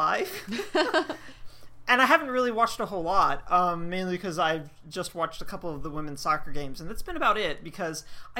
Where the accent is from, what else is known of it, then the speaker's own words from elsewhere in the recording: Georgia, United States; And I come from Georgia where, like, upper 80s, low 90s isn't that big of a deal.